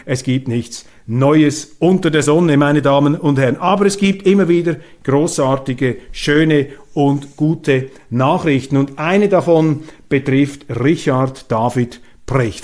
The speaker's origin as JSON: {"language": "German", "country": "Switzerland", "said": "als Schweizer"}